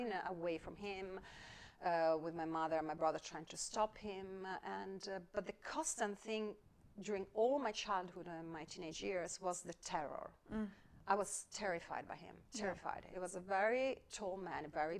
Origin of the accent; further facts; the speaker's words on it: Padua, Veneto, Italy; I grew up in Italy, in northern Italy, in Padua.